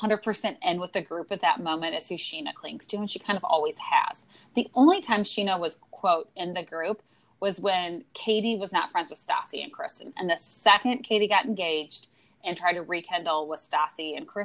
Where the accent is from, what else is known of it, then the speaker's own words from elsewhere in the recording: St. Louis, Missouri, United States; In St. Louis, we always ask, where did you go to high school?